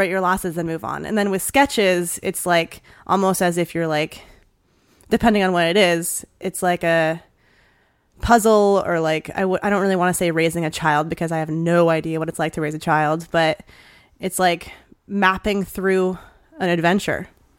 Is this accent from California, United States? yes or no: no; Hawaii, United States; born there; It's actually Hawaiian, because I was born in Hawaii